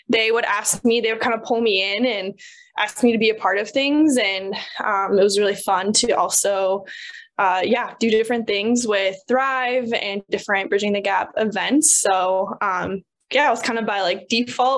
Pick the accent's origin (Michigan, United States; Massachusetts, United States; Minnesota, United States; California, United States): Minnesota, United States; Farmington; moved away as an adult; now in Miami, United States; I was born and raised in Farmington, Minnesota, grew up out in the country